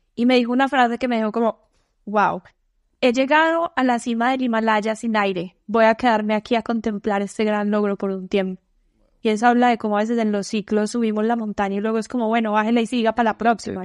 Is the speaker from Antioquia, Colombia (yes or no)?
yes; Medellín, Antioquia, Colombia; moved away as an adult; yo soy de Medellín